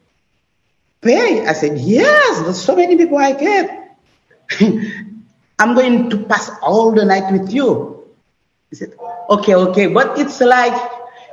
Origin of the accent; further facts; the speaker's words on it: Haiti; English is a second language; moved away; I come from Haiti